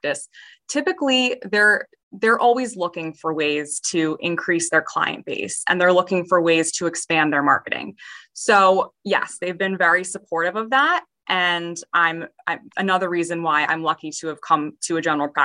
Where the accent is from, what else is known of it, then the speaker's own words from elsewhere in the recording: Chester County, Pennsylvania, United States; moved away as an adult; now in New Jersey, United States; I was from Chester County. So maybe like 45 minutes outside of Philadelphia